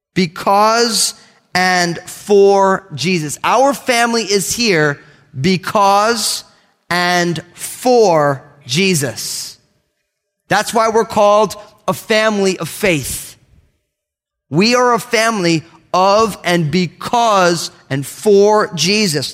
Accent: Northeast, United States; I'm all Italian from the Northeast

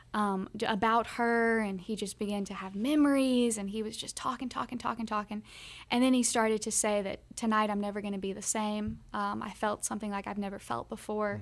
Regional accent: Kentucky, United States; we're from the South. We're from Kentucky, Bible Belt

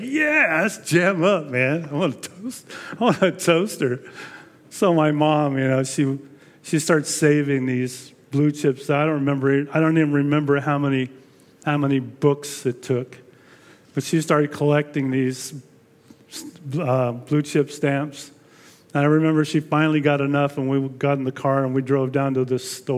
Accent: El Monte, California, United States; I was born and raised in El Monte

